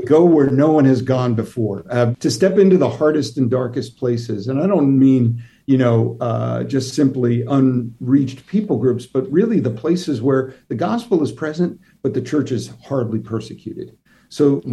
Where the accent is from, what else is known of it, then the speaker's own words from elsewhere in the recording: New York, United States; I grew up near New York City